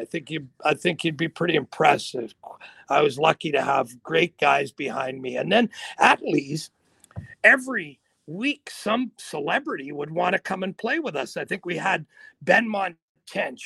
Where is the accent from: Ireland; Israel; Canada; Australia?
Canada; Sault Ste. Marie, Ontario; those people I grew up with in the Sioux